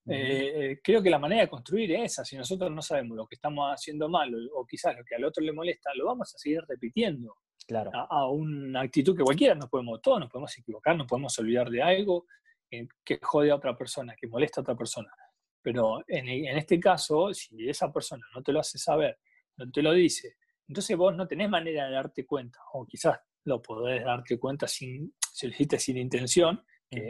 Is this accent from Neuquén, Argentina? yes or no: no; General La Madrid, Buenos Aires Province, Argentina; yo soy de General La Madrid, nací